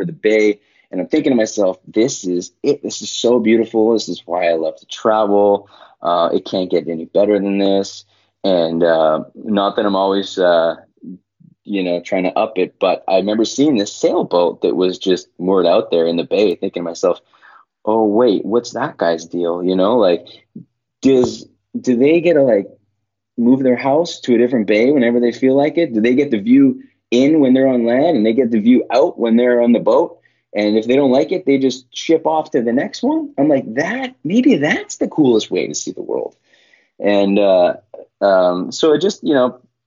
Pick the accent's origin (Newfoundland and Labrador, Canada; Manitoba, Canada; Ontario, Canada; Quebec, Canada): Manitoba, Canada; Winnipeg; moved away; also born or lived in Portland; I'm from Winnipeg, Manitoba, and Winnipeg is in the prairies, completely like landlocked central Canada